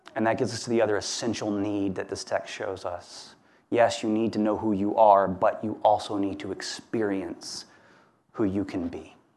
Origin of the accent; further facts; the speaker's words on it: Hammond, Louisiana, United States; where I grew up in Hammond, Louisiana